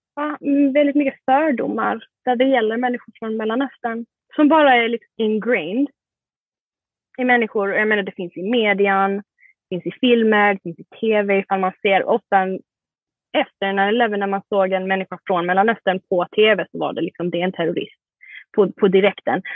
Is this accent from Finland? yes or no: no; Sweden; also born or lived in Malmö, Sweden / Singapore; now in New York, United States; där jag är från i Sverige är ju en liten